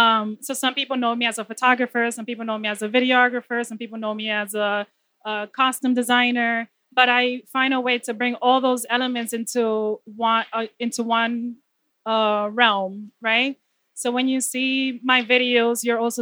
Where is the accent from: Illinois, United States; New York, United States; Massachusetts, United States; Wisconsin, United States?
New York, United States; New York City; also born or lived in Dominican Republic; I'm from the Bronx